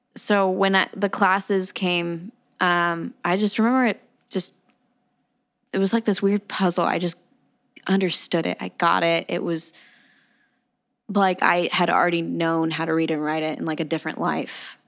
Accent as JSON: {"language": "English", "country": "United States", "tie": "born or raised there", "said": "I am Mexican American. Okay. Yes, I'm first generation. Gotcha. Meaning, I am the first to be born here"}